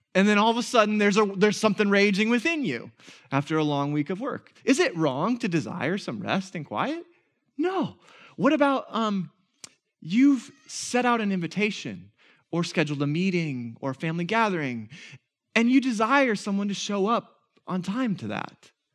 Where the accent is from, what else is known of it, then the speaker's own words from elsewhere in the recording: Minnesota, United States; we're Minnesotan